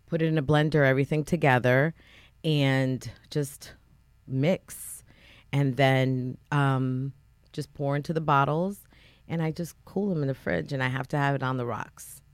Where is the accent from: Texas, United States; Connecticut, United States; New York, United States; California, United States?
Connecticut, United States; New Haven; now in North Branford, United States; I grew up in Fairhaven and, you know, Fairhaven is predominantly Latino